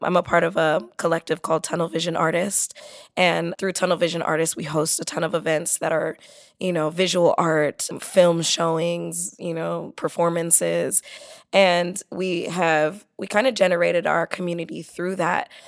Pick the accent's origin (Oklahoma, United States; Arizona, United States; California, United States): California, United States; San Diego; I grew up in San Diego